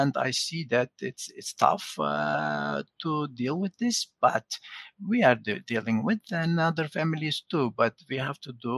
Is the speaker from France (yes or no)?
no; Turkey; moved away; I'm originally from Turkey